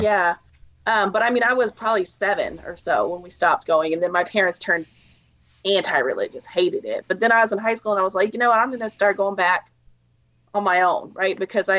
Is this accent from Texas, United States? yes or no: yes; Texas, United States; also born or lived in New York / Louisiana / Arizona; So, yeah, I grew up, I was born in New York and was raised in Texas and Louisiana and a little bit in Arizona. My parents moved around a lot.